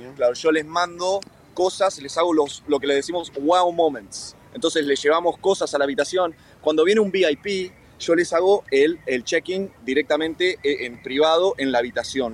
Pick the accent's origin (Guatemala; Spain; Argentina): Argentina; Salta; Yo soy argentino, argentino, argentino salteño, del norte, del norte de Argentina